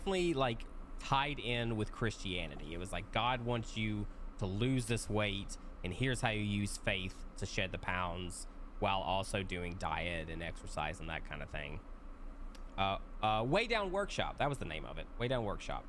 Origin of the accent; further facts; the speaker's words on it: Middle Tennessee, United States; growing up in the Middle Tennessee area, definitely super conservative